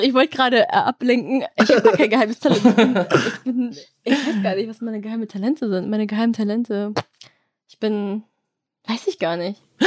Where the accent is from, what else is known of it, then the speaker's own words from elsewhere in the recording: Germany; Ich bin hier geboren